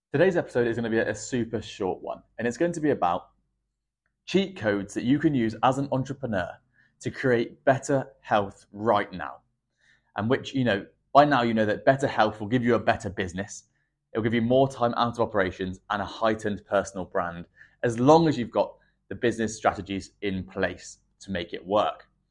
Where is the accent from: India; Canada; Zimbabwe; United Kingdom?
United Kingdom; England; I'm English